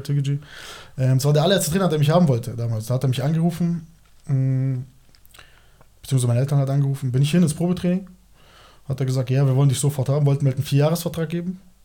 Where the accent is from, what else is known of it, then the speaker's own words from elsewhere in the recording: Moosach?, Bavaria, Germany; Ich bin in Norbing aufgewachsen